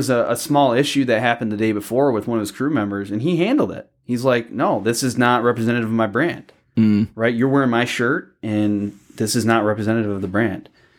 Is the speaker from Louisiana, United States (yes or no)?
no; Belleville, Michigan, United States; I was in Belleville, just east of Ann Arbor.